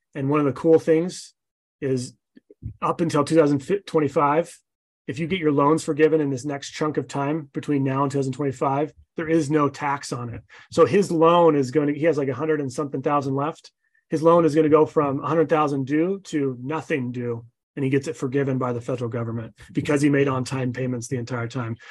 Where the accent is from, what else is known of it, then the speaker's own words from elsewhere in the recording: Utah, United States; I'm from Utah.